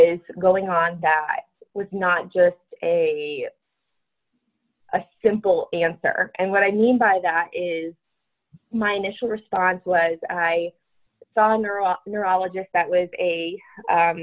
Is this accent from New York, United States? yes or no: no; Connecticut, United States; also born or lived in Florida; now in Denver, United States; I grew up in Connecticut